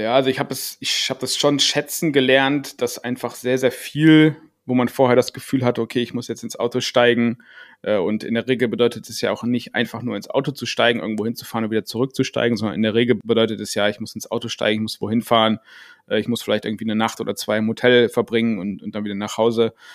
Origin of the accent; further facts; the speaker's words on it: Germany; als Deutscher